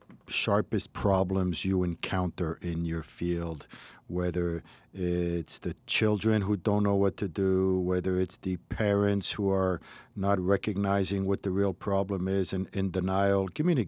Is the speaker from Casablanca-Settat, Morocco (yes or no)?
yes; Casablanca, Casablanca-Settat, Morocco; it's funny because I was raised in Morocco, in Casablanca, and in the Sephardic community that I knew